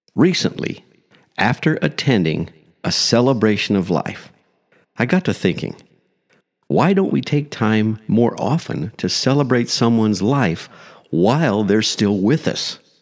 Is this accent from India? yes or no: no; small Midwestern town, United States; moved away; It's been over forty-five years since I left that small Midwestern town